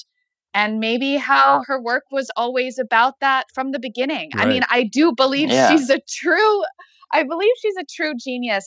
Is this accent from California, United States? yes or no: yes; Los Angeles, California, United States; I grew up in Los Angeles